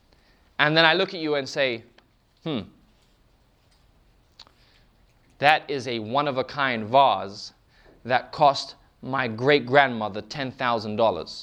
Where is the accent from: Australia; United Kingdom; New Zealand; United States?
United Kingdom; England; We're from England, we do tea.